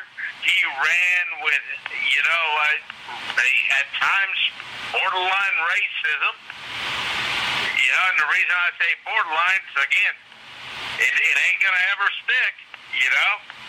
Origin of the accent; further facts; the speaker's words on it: Yonkers, New York, United States; I'm from Yonkers.